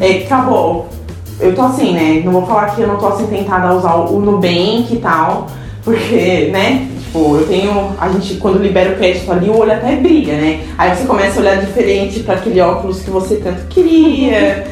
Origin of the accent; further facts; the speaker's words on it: Santa Catarina, Brazil; accent: catarinense; nós somos de Cristina Santa Catarina. Não somos de São Paulo nem nada. Talvez um sotaque catarinense aqui